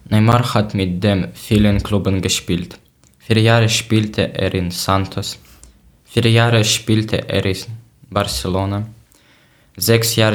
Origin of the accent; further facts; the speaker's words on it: Ukraine; German is a second language; moved away; ich komme aus der Ukraine.